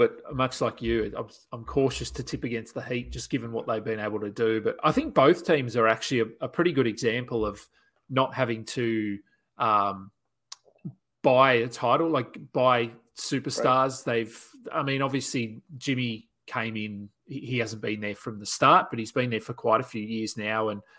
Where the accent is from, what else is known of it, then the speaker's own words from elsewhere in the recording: Australia; And being Australian, Ben Simmons is sort of in the news a little bit over here